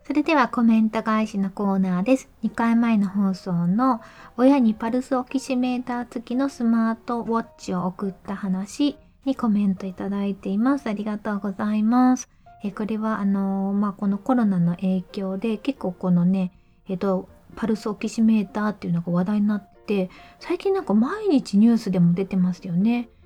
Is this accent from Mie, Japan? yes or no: yes; Mie, Japan; 実家が三重県